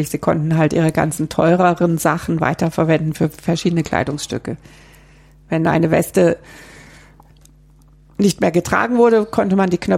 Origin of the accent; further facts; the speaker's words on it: Hesse, Germany; Also ich selber, ich habe das ja vorhin schon angedeutet, ich komme aus Hessen